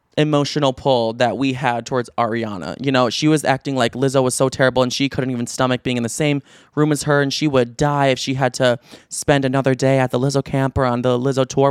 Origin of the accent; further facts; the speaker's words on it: Chicago, Illinois, United States; moved away as an adult; now in Los Angeles, United States; I grew up in Chicago, like in the southwest suburbs of Chicago.